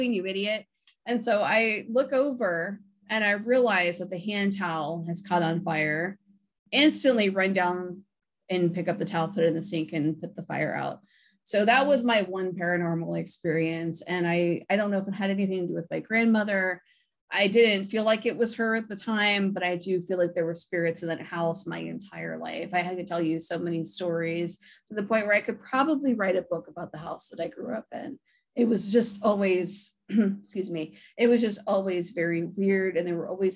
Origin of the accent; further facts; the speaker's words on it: Akron, Ohio, United States; I'm from Akron